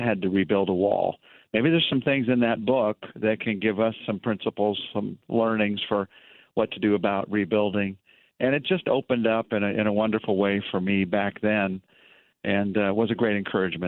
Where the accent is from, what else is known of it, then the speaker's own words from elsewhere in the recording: United States; I'm American